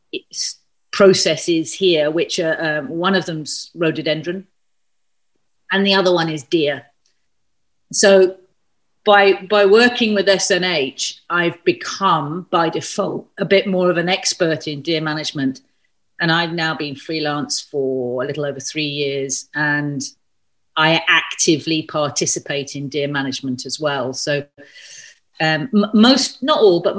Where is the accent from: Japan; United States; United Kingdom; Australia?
United Kingdom; London; moved away as an adult; now in Scottish Highlands, United Kingdom; I was born and raised in South London